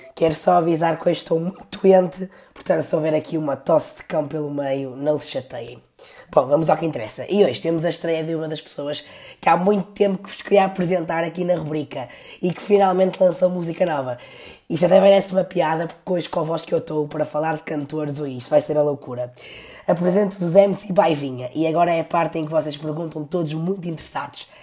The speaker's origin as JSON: {"language": "Portuguese", "town": "Porto", "region": "Norte", "country": "Portugal", "tie": "born or raised there", "said": "eu também nasci no Porto, no Hospital do Terço, e não digo Bila"}